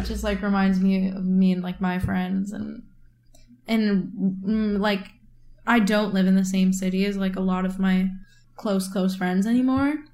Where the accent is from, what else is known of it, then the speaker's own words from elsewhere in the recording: Midwest, United States; now in New York, United States; I'm from the Midwest